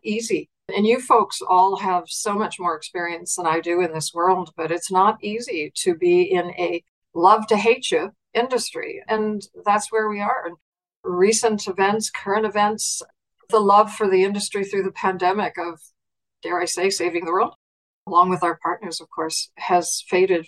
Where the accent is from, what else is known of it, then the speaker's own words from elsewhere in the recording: Nova Scotia, Canada; moved away as an adult; also born or lived in Germany; Born and bred in Nova Scotia